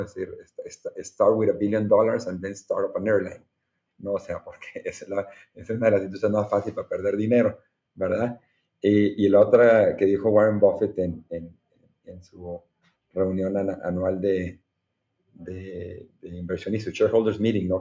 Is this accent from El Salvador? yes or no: no; Monterrey, Nuevo León, Mexico; Soy orgullosamente regiomontano